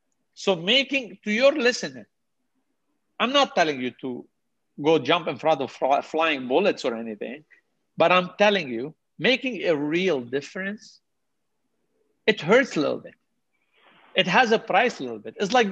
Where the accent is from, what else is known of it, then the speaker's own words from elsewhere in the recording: Canada; I'm going to jump in as a Canadian, not only Muslim, as a Canadian